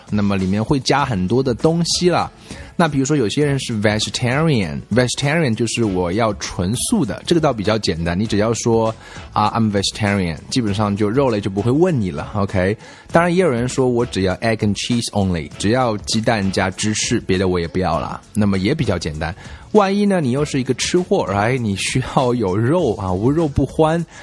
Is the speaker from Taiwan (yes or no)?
no; China; 我们中国人吃的是 rice vinegar